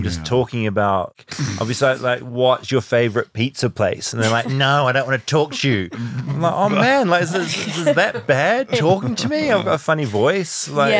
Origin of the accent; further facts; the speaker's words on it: New Zealand; now in United States; I'm from New Zealand.